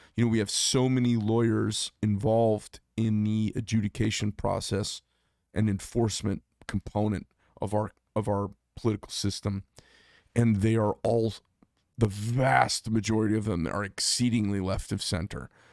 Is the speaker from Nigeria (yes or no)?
no; Arizona, United States; natives from here like myself.